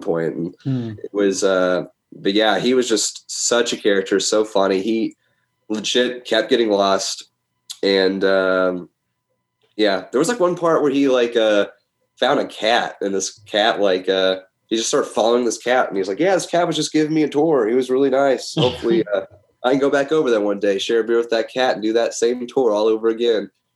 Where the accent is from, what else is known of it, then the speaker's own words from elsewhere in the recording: United States; being an American, you know, heavy metal fan is one thing. You know, we love heavy metal here in America